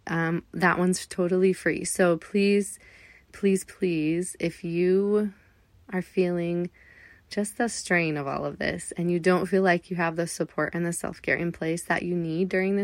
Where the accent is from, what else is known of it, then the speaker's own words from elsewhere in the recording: Southern California, United States; moved away; I grew up in Southern California